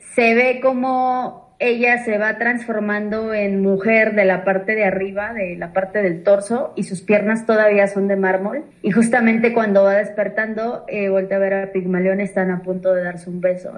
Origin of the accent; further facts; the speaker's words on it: Mexico City, Mexico; now in Cholula, Mexico; Yo soy originalmente de la Ciudad de México, soy chilanga